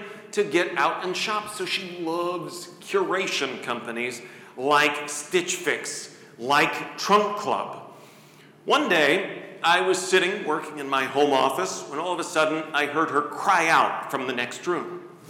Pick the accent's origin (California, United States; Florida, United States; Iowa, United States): Iowa, United States; Coralville; She is currently running to be my hometown of Coralville's first female mayor.